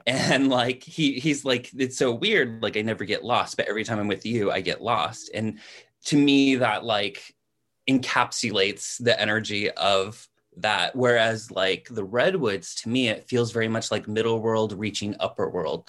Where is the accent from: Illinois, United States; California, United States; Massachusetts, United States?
California, United States; moved away as an adult; also born or lived in New England; I'm naturally, uh, from California. Like, I'm a California native.